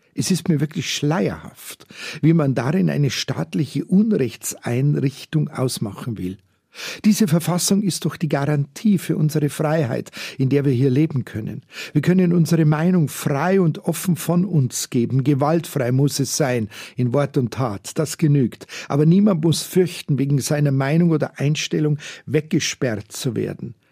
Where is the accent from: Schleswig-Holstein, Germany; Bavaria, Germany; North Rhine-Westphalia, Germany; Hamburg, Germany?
Bavaria, Germany; Munich; Ich bin halt ein echter Münchner und hier bekannt wie ein bunter Hund.